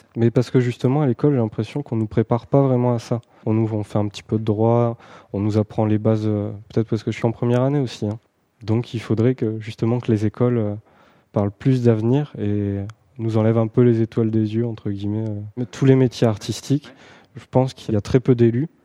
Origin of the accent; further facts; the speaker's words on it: Pas-de-Calais, Hauts-de-France, France; moved away as an adult; now in Paris region, France; je suis pas de la région en fait. Je viens, du Pas-de-Calais.